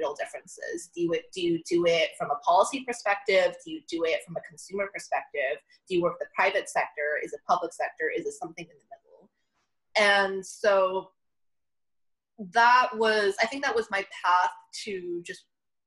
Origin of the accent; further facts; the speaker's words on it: Southern California, United States; growing up in Southern California